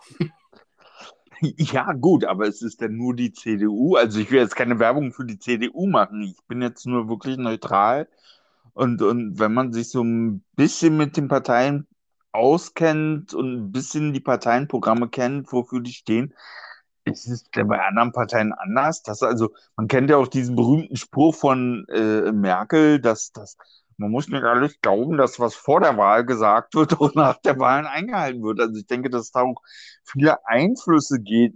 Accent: Berlin, Germany; als Berliner

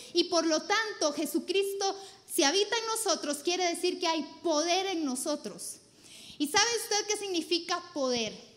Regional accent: Costa Rica; soy pésima tica

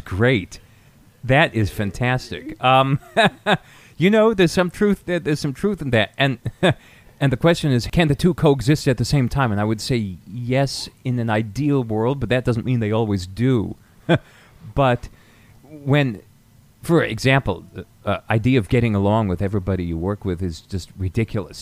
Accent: near Hanover, rural New Hampshire, United States; I was born in New Hampshire, grew up in rural New Hampshire, about 30 minutes from Dartmouth College, from Hanover, New Hampshire

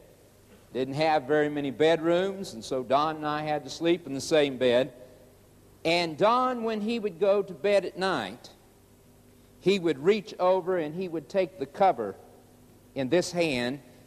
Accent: Oklahoma, United States; also born or lived in Chicago, Illinois; As a boy of 9 years old, we moved from Chicago, Illinois, to Oklahoma. Moved out on the farm

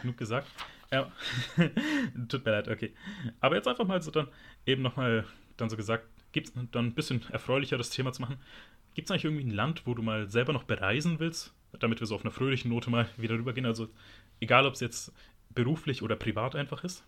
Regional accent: Germany; ich bin in Deutschland geboren, ich fühle mich auch als Deutscher

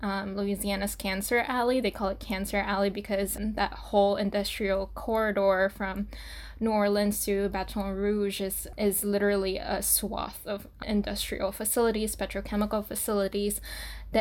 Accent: Saipan, Northern Mariana Islands; moved away as an adult; also born or lived in Portland, Oregon; now in New York City, United States; I was born and raised in Saipan, Northern Mariana Islands

